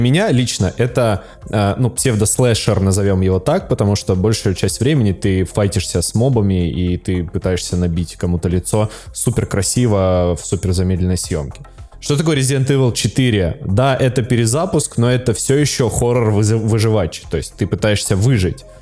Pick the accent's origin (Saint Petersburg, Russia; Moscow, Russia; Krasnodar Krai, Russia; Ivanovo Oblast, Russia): Moscow, Russia; Я, москвич, я... москвич, да.